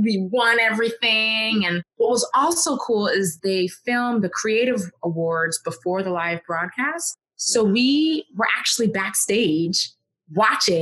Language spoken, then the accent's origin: English; New York, United States; I'm from New York